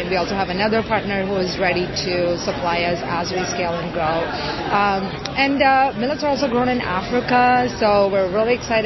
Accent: India; moved away; I grew up in India and experienced the struggles around poverty

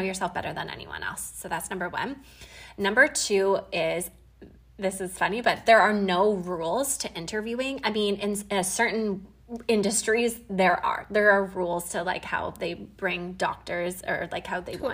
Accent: Canada; I'm from Canada and we had Thanksgiving a couple weekends ago

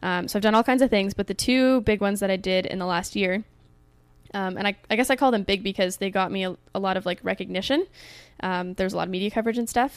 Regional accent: Canada; in my home country in Canada

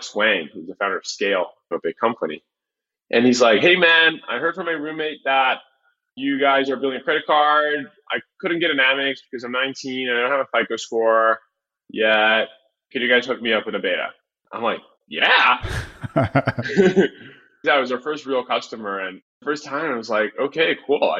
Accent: Brazil; moved away; I come from Brazil

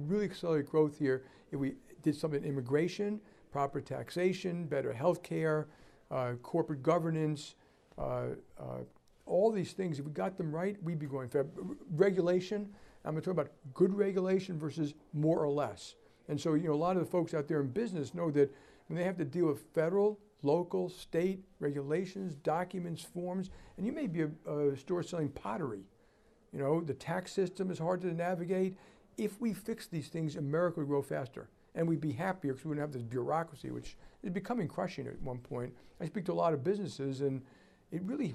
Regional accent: New York, United States; I'm from New York

